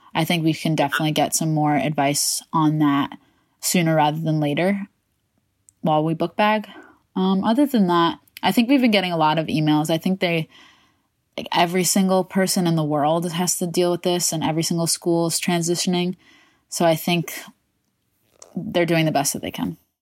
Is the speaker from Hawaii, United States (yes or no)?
no; Westchester, New York, United States; I am from Westchester, New York